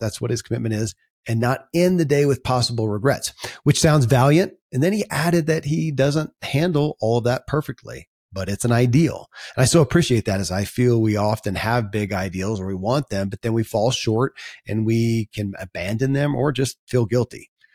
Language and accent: English; Kentucky, United States; born or raised there